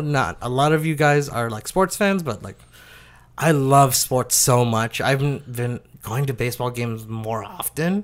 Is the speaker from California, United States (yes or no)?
yes; Oakland, California, United States; I was born in Oakland